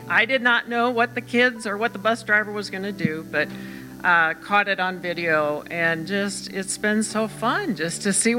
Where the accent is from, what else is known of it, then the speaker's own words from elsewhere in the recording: Iowa, United States; I grew up in Iowa.